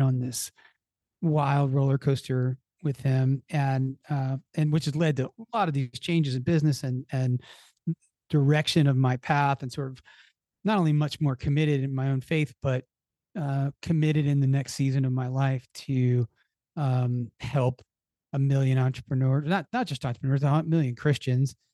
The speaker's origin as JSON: {"language": "English", "town": "Philadelphia", "region": "Pennsylvania", "country": "United States", "tie": "born or raised there", "said": "I grew up in the Philadelphia area"}